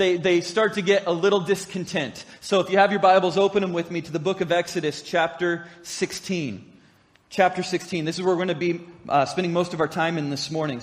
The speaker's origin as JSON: {"language": "English", "region": "Oregon", "country": "United States", "tie": "born or raised there", "said": "I grew up in Oregon. I know Oregon"}